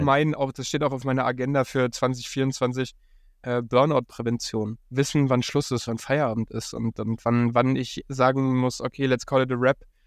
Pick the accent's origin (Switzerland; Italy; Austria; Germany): Germany; Upper Bavaria; also born or lived in Munich; now in Berlin, Germany; ich bin im 800 Seelenkaff in Oberbayern aufgewachsen.